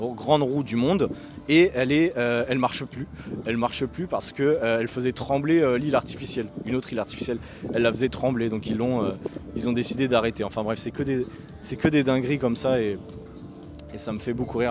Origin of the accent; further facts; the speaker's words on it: France; en tant que Français